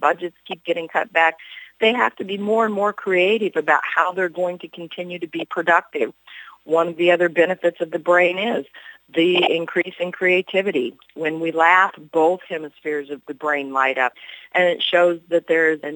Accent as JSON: {"language": "English", "town": "Hannibal", "region": "Missouri", "country": "United States", "tie": "born or raised there", "said": "I grew up in Mark Twain's boyhood hometown of Hannibal, Missouri"}